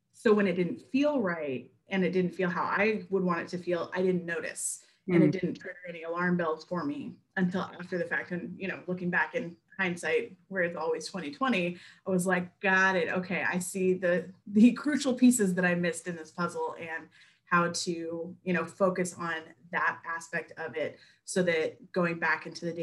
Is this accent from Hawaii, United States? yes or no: no; Bay Area, California, United States; moved away as an adult; also born or lived in Missouri / Memphis, Tennessee; now in Jackson, United States; I grew up in California. I grew up in the Bay Area